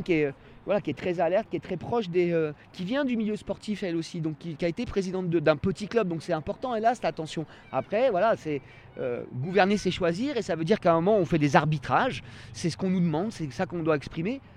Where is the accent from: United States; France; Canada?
France; Annecy, Auvergne-Rhône-Alpes; also born or lived in Cran-Gevrier; je suis un enfant de cette ville-là. C'est-à-dire que je suis né à Annecy historique. Ça fait des années que j'habite à Cran